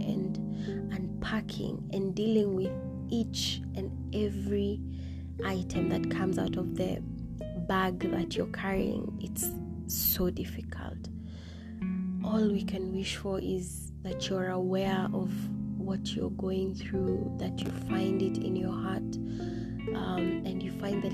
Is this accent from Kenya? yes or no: yes; Maralal, Samburu County, Kenya; now in Nairobi, Kenya; Samburu is my hometown. I grew up, I was born and raised in Maralal